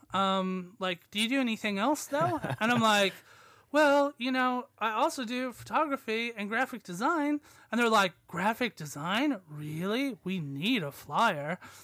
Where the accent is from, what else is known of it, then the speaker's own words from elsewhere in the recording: United States; moved away as an adult; now in Leeds, United Kingdom; I'm American